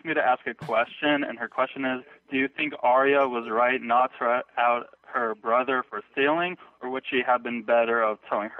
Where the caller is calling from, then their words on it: Malibu, California, United States; I'm calling from Malibu, California.